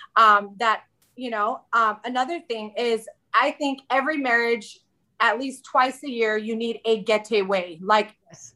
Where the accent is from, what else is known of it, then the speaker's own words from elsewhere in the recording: Southern California, United States; moved away as an adult; also born or lived in central Arizona; now in Arizona, United States; we moved from Southern California, uh, the place where I was born and raised, and knew every nook and cranny of my city, to central Arizona